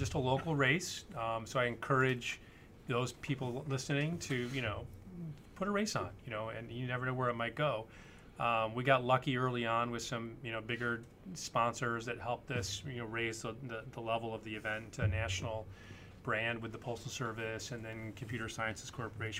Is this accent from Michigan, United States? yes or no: yes; Michigan, United States; moved away as an adult; also born or lived in Los Angeles, California; now in Virginia, United States; I was a Midwesterner. I grew up in Michigan.